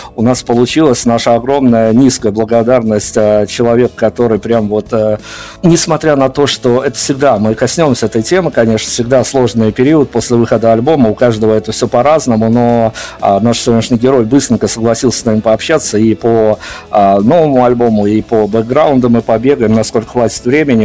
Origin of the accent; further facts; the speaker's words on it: Belarus; я как белорус